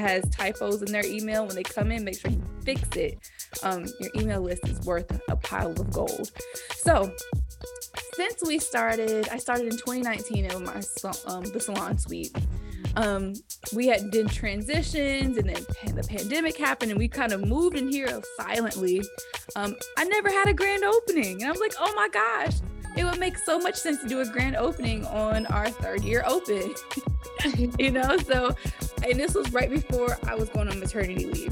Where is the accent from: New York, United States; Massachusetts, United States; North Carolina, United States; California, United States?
North Carolina, United States; Greensboro; also born or lived in Denver; i am from greensboro north carolina